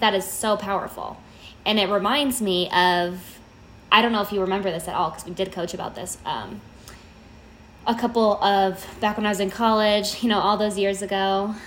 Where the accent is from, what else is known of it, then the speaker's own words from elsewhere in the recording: Las Vegas, Nevada, United States; I'm from Vegas.